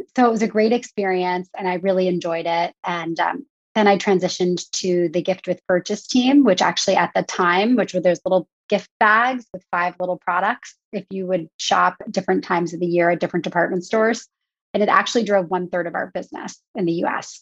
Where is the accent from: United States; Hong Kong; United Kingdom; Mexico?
United States; outside of Philadelphia, Pennsylvania; moved away as an adult; also born or lived in New York City; now in Long Island, United States; I grew up outside of Philadelphia